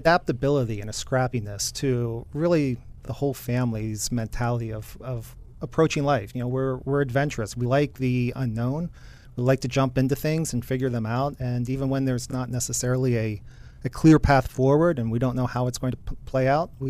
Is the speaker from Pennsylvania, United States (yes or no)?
yes; Altoona, Pennsylvania, United States; I was born and raised in Altoona, Pennsylvania, and went to college in Juniata, not far from it, in central Pennsylvania.